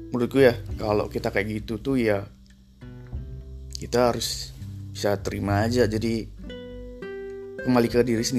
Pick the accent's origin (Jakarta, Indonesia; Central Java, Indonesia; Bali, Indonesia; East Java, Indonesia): Bali, Indonesia; Orang kita dari Bali juga.